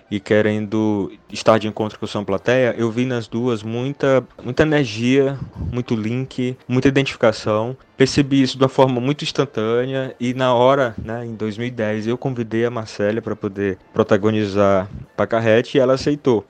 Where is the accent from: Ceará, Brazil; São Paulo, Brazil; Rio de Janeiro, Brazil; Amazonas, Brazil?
Ceará, Brazil; Russas; minha mesma cidade onde eu nasci, em Russos, que é interior do Ceará